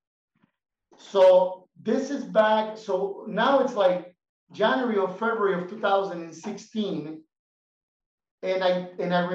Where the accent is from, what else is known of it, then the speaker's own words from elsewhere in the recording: Miami, Florida, United States; moved away as an adult; now in Bolivia; I was raised in Miami. I lived in Miami for about 14 years.